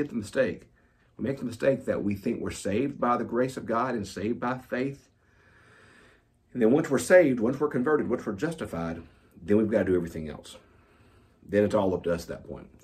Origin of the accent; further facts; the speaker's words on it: the South, United States; Growing up in the South, growing up out in the country, we call it getting saved.